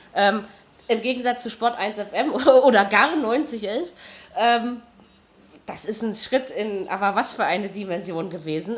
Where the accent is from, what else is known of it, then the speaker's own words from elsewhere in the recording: Berlin, Germany; als Berliner